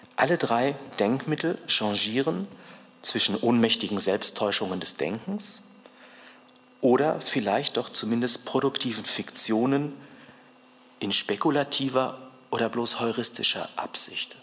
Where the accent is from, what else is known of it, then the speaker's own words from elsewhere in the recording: Cologne, North Rhine-Westphalia, Germany; Ich komme ja aus Köln